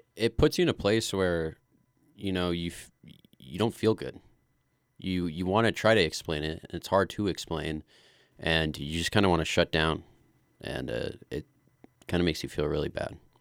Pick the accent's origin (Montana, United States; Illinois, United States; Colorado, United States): Colorado, United States; Glenwood Springs; I grew up here in Glenwood Springs. Uh, I was born right here, and uh, I've kind of lived my whole life here so far.